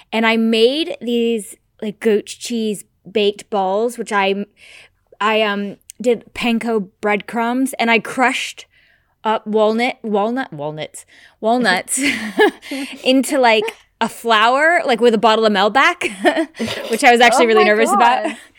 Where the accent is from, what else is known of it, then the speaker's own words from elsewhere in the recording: United States; I'm American.